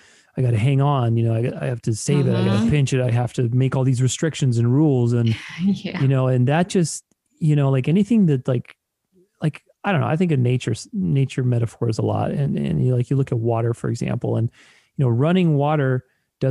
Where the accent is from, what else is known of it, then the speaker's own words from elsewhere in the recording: Romania; I'm Romanian, I'm Eastern European, I was born in Romania